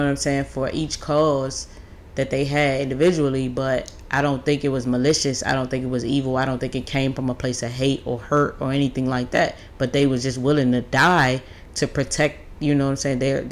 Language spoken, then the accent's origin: English; United States; as an American